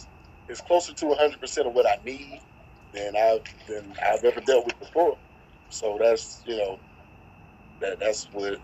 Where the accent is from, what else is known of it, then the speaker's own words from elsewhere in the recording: Atlanta, Georgia, United States; I'm from Atlanta